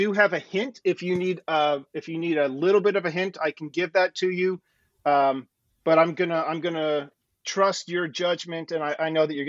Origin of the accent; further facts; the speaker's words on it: Virginia, United States; I'm from Virginia